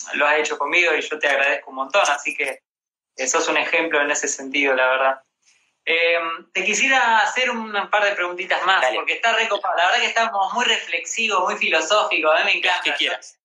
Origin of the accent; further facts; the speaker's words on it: Rosario, Santa Fe, Argentina; now in Buenos Aires, Argentina; yo soy de Rosario